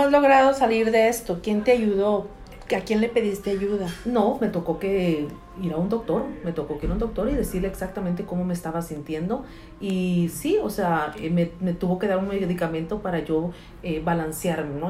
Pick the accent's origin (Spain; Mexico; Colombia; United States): United States; California; moved away as an adult; now in Atlanta, United States; nací en California, em, vivíamos allá con mi madre.